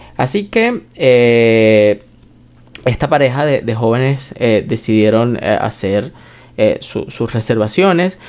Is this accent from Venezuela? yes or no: yes; Venezuela; nosotros somos venezolanos